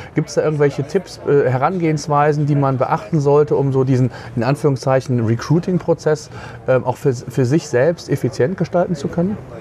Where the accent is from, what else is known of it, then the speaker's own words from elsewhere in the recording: Germany; bei uns in Deutschland